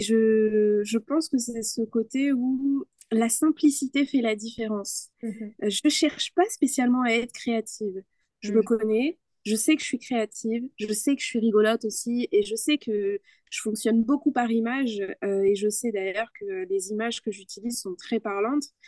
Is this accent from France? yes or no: no; Spain; first language Spanish; French is a second language; je suis espagnole